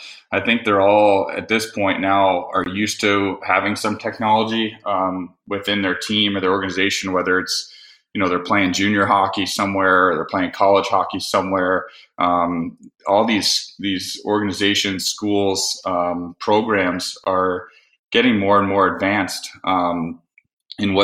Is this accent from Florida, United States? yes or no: yes; Florida, United States; when I grew up in Florida